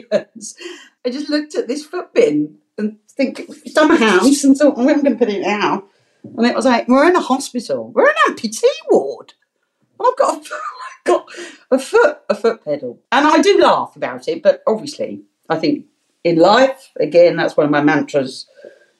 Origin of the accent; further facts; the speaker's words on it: London, United Kingdom; accent: Cockney; I am proud to say I'm a Bow Bell Cockney. I was born in London, and my whole family born in London.